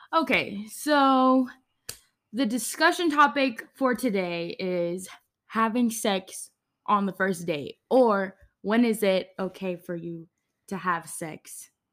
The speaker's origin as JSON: {"language": "English", "region": "Georgia", "country": "United States", "tie": "born or raised there", "said": "it's in my home state. It's in Atlanta."}